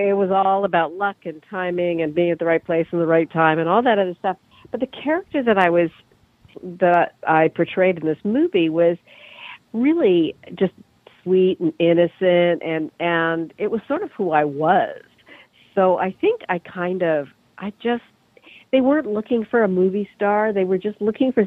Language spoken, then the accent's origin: English; Canada; moved away as an adult; also born or lived in London, England; now in New York, United States; I'm Canadian originally